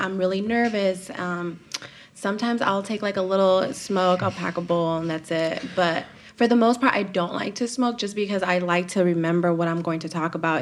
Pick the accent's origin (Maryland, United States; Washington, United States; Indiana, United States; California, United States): California, United States; Los Angeles; Korean town